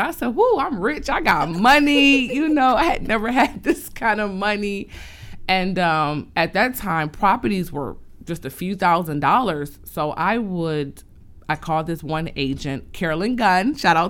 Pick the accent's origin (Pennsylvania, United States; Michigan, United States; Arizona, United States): Michigan, United States; Detroit; So growing up in Detroit, we were from house to house, shelters to shelters, city to city.